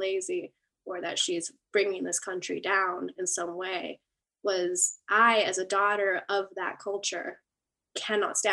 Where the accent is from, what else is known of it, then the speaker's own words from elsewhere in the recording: San Francisco, California, United States; I was born in San Francisco.